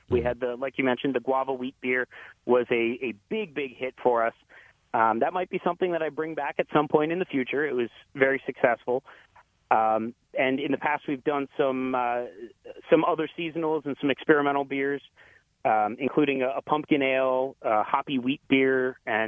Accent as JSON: {"language": "English", "town": "Reading", "region": "Pennsylvania", "country": "United States", "tie": "born or raised there", "said": "a brewery start up in Reading, Pennsylvania, my hometown"}